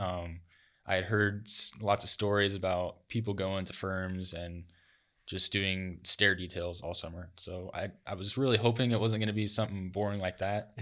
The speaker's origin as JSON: {"language": "English", "town": "Lincoln", "region": "Nebraska", "country": "United States", "moved": "as an adult", "lives_now": "Sioux City, United States", "said": "I'm originally from Lincoln, from a small town, and so moving up here to Sioux City was a little different."}